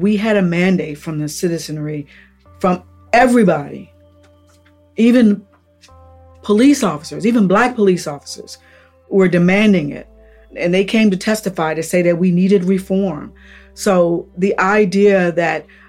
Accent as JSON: {"language": "English", "town": "Upper Marlboro", "region": "Maryland", "country": "United States", "tie": "born or raised there", "said": "I grew up in Upper Marlboro"}